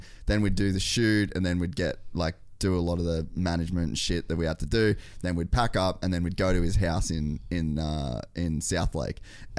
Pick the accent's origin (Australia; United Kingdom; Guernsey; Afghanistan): Australia; Cairns, Queensland; now in United States; I'd never even seen snow until I moved to America. {S2} Wow. {S1} I grew up in Cairns.